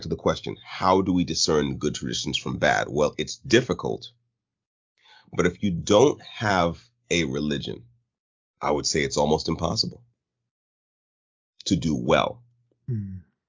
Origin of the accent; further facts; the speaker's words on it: United States; as an American